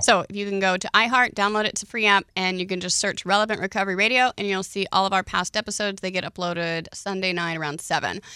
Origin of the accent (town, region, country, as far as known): Oklahoma, United States